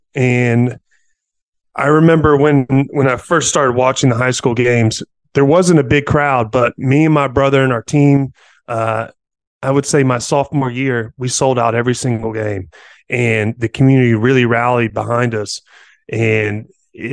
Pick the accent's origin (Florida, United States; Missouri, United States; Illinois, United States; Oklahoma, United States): Missouri, United States; Poplar Bluff; moved away as an adult; also born or lived in Columbia, Missouri / North Carolina; I grew up in Poplar Bluff, Missouri, small town, small community. It's a hardworking blue collar community, if you ask me, in the middle of nowhere.